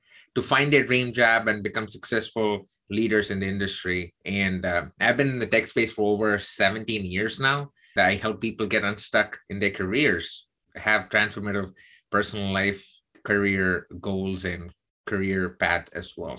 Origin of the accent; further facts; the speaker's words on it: South India, India; moved away as an adult; now in United States; I'm South Indian